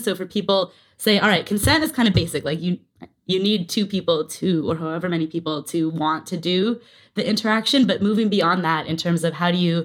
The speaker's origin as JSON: {"language": "English", "country": "Canada", "moved": "yes", "lives_now": "New York, United States", "said": "I'm from Canada"}